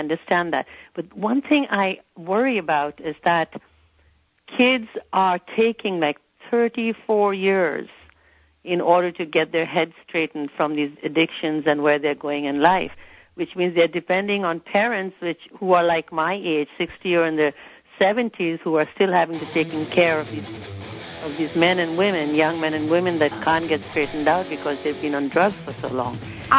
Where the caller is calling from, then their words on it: Santa Cruz, California, United States; I'm calling from Santa Cruz.